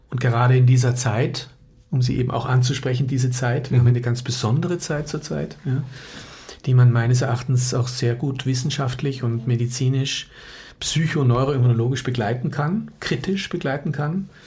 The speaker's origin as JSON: {"language": "German", "country": "Austria", "said": "Also ich komme aus Österreich und ähm, bin seit mh, hm, 25 Jahren mittlerweile in der sogenannten psychoneuroimmunologischen Forschung tätig"}